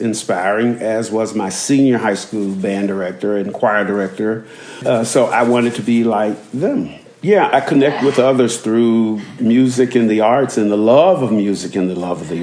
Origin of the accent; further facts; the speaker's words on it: Montgomery, Alabama, United States; I was born in Montgomery, Alabama in 1957